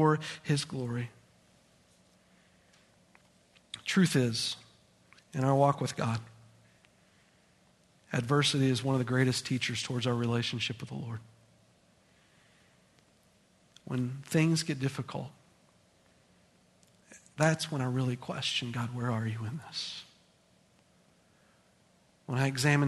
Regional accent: United States; As American people

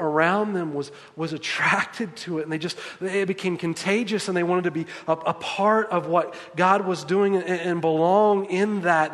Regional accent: the South, United States; as we say in the South, y'all

